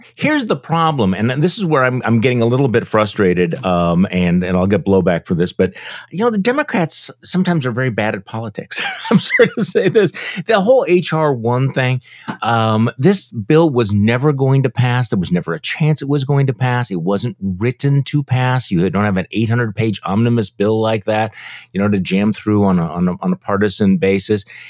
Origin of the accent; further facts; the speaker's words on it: Wisconsin, United States; my home state senator Ron Johnson